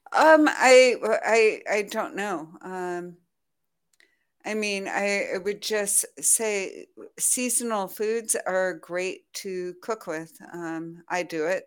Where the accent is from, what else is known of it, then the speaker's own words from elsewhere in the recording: United States; now in France; as an American living in France